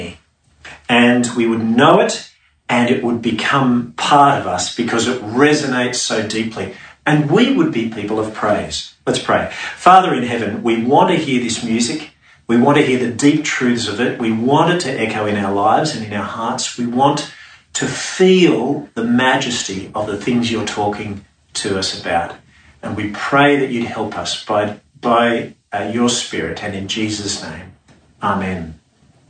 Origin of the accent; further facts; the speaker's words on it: Sydney, New South Wales, Australia; growing up in Sydney's suburbs near the bush in summer